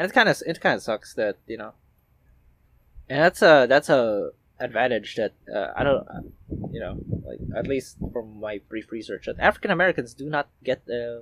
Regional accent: Philippines; guys like us who lived in Southeast Asia all our lives

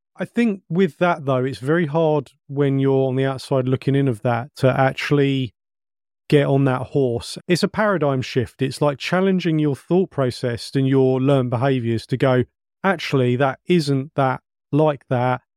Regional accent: England, United Kingdom; we're English

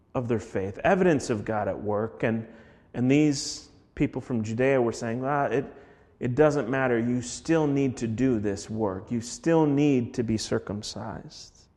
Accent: Minneapolis, Minnesota, United States; moved away; I'm from Minneapolis

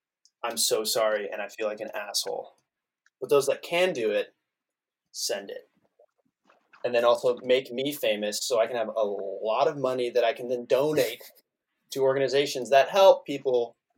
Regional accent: San Diego, California, United States; now in Los Angeles, United States; I'm from San Diego, California. I currently live in Hollywood, Los Angeles.

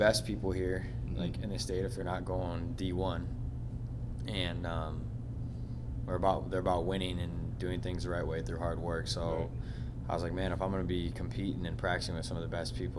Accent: Minneapolis, Minnesota, United States; I'm from Northeast Minneapolis. I went to Benilde St. Margaret's High School in St. Louis Park

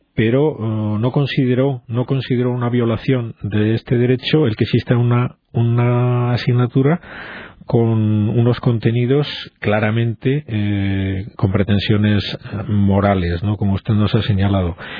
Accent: Spain; somos así los españoles

